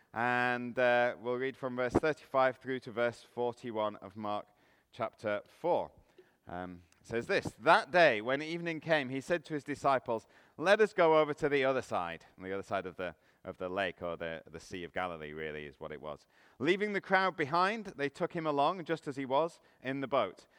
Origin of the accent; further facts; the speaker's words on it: England, United Kingdom; now in Canada; I'm from England, you might be able to tell from the accent.